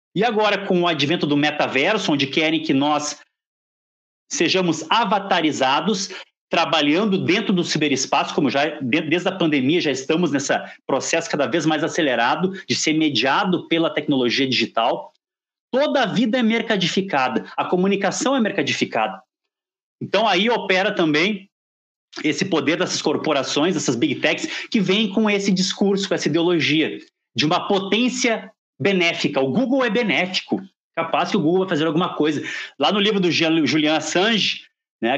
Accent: Porto Alegre, Rio Grande do Sul, Brazil; a cidade de Porto Alegre, de onde eu venho

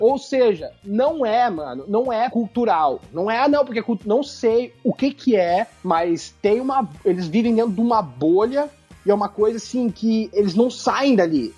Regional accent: Curitiba, Paraná, Brazil; now in United States; eu sou curitibano

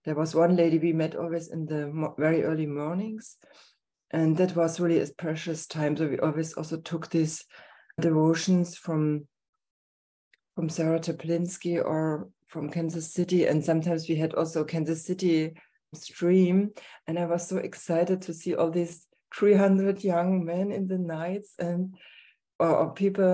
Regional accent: Herrnhut, Saxony, Germany; I come from Herrnhut

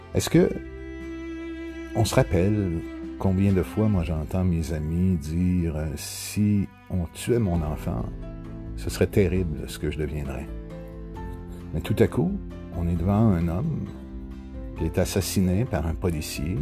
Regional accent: Quebec, Canada; ici chez nous au Québec

